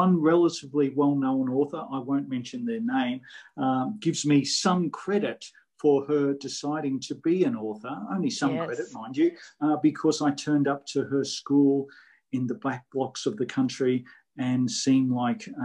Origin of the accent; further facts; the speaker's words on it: Queensland, Australia; the weird state where I come from, of Queensland